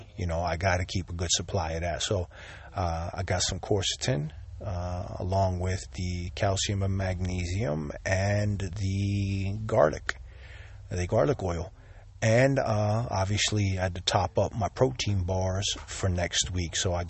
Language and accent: English; Sicily, Italy; I was born here in Sicily, and I was baptized as a Catholic.